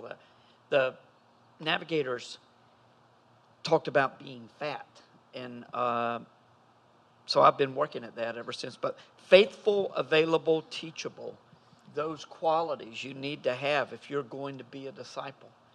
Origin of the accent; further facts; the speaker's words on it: Fuquay-Varina, North Carolina, United States; I grew up in Fuquay. We were in the same town.